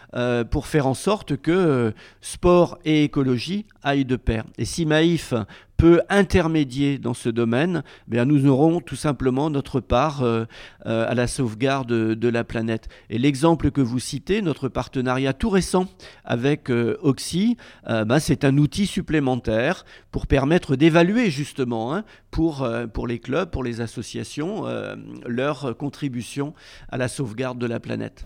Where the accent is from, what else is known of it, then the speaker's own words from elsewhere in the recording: Rennes, Brittany, France; je suis originaire de Rennes